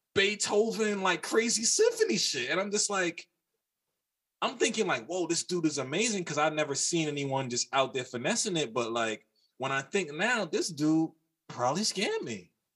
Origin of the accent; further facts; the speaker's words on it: New York City, New York, United States; I'm from New York, and I'm from New York from like the 90s early 2000s